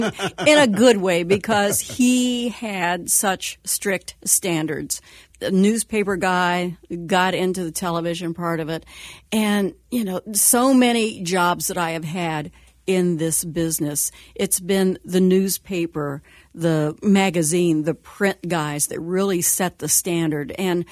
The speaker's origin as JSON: {"language": "English", "town": "Connersville", "region": "Indiana", "country": "United States", "tie": "born or raised there", "lives_now": "Cincinnati, United States", "said": "I grew up in Connersville, Indiana, which was about 40 miles from here."}